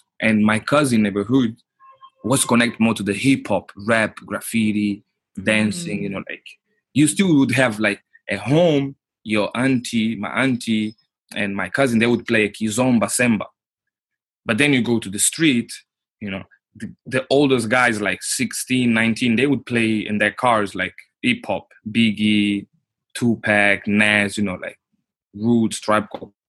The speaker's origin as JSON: {"language": "English", "country": "Portugal", "tie": "born or raised there", "also_born_or_lived": "Luanda, Angola", "second_language": "English", "moved": "as an adult", "lives_now": "Oslo, Norway", "said": "I'm born in Angola, in Luanda. Like, my parents were diplomats. So they went to Portugal in 89. I was born in 88. So we stayed in Portugal, like, till I was 21. So I grew up in Portugal."}